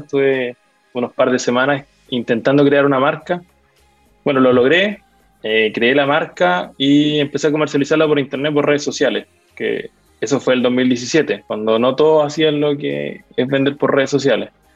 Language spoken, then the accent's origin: Spanish; Lota, Biobío, Chile; now in Concepción, Chile; yo soy de Lota. Eh, actualmente vivo acá en Conce.